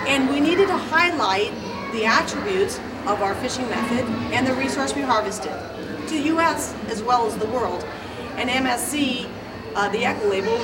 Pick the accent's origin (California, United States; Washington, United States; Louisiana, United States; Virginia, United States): California, United States; San Diego; I grew up in Point Loma